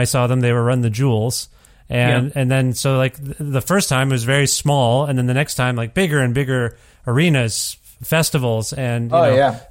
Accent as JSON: {"language": "English", "country": "India", "said": "I'm Indian"}